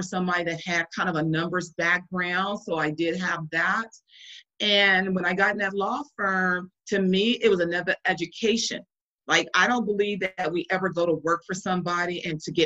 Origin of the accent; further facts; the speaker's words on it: Compton, California, United States; So I'm born and raised in Compton, California. I'm a West Coast girl